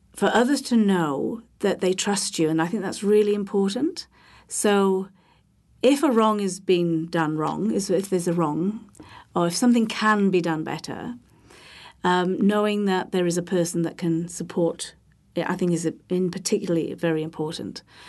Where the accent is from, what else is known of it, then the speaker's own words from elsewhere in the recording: Holyhead, Wales, United Kingdom; I am from the U K. I'm from Wales. I'm from a, a small island off the mainland, which is, uh, in North Wales, Bangor, Anglesey